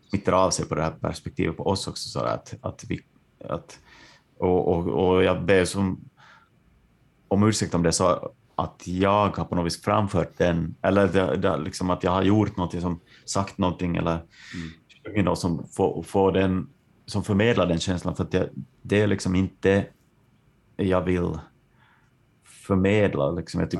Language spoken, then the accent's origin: Swedish; Ostrobothnia, Finland; och att vi är från Österbotten, liksom, att tankarna går till eh, någon slags sådär avbefolkad glesbygd